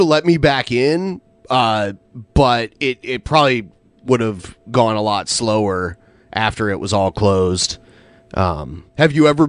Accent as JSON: {"language": "English", "region": "Ohio", "country": "United States", "tie": "born or raised there", "said": "I grew up in Ohio, which is north of Kentucky"}